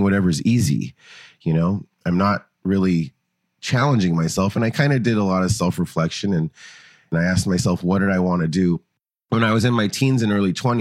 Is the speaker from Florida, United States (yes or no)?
no; Los Angeles, California, United States; moved away; also born or lived in Oakland, San Francisco Bay Area; I grew up in Los Angeles.